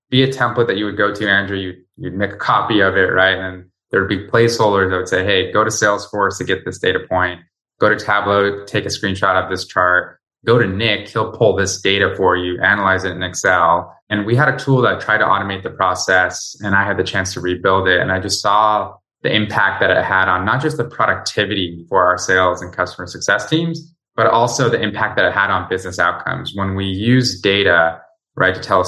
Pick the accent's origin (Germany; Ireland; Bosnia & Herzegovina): Bosnia & Herzegovina; Sarajevo, Federation of Bosnia and Herzegovina; now in United States; I'm originally from Sarajevo, Bosnia